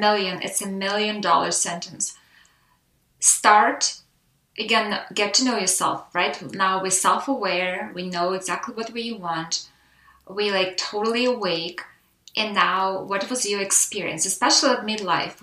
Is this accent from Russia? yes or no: yes; Russia; now in United States; I am Russian American